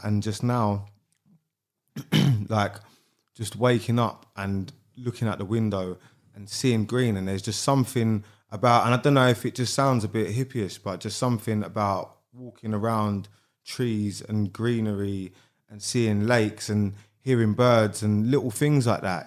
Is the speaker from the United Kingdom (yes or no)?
yes; London, United Kingdom; also born or lived in Beckenham / Bromley / Keston; I grew up in Sydenham and I've lived around there my whole life, bit sort of Sydenham, Beckenham, Bromley